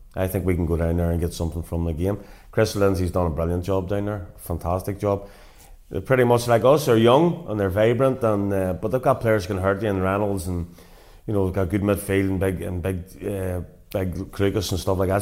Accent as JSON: {"language": "English", "town": "Portadown", "region": "Northern Ireland", "country": "United Kingdom", "tie": "born or raised there", "said": "managing my hometown club"}